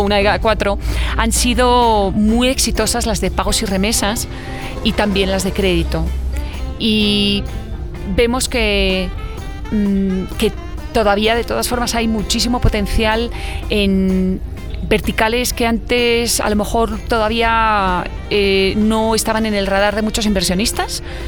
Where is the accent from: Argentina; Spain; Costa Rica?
Spain; accent: Spanish; also born or lived in Belgium / Poland / Italy / United States; now in Washington, United States; nací en España, soy mitad holandesa. Eh, pasé mis primeros años en España